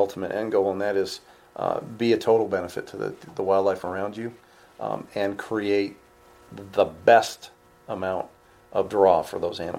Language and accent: English; New York, United States; I'm from New York.